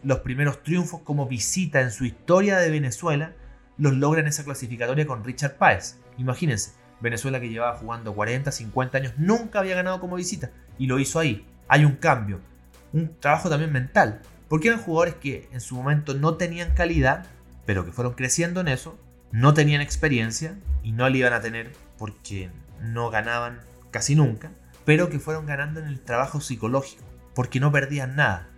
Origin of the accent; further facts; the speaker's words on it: Chile; Como nuestros chilenos